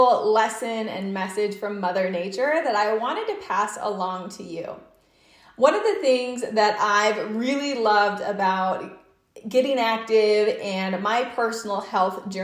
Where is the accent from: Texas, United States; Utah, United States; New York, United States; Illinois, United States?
Utah, United States; I'm from Utah